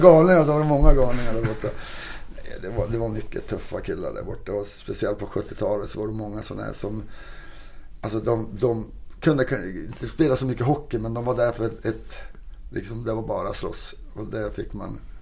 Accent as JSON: {"language": "Swedish", "town": "Kiruna", "region": "Norrbotten County", "country": "Sweden", "tie": "born or raised there", "also_born_or_lived": "Toronto, Canada", "moved": "yes", "lives_now": "Stockholm, Sweden", "said": "åka hem till mina hemtrakter i Kiruna där var vi kommer ifrån"}